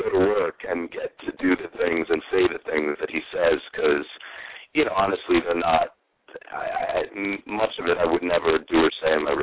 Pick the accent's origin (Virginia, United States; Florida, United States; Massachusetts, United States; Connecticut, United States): Connecticut, United States; New Haven; moved away as an adult; also born or lived in New York; now in Los Angeles, United States; I grew up mostly around Connecticut, around New Haven.